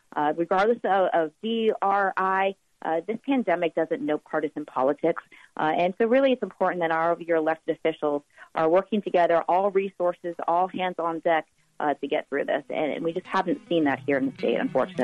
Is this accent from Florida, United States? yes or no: yes; Miami, Florida, United States; now in Tallahassee, United States; born and raised in Miami